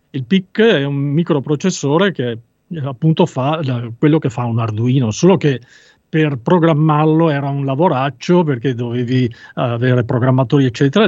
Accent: Veneto, Italy; sono veneto, venetissimo

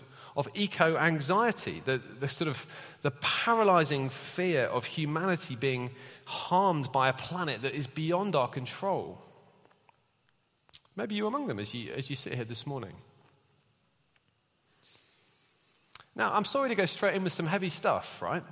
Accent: United Kingdom; We're British

